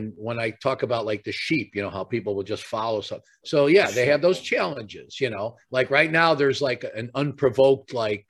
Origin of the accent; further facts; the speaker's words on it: Chicago, Illinois, United States; growing up in Chicago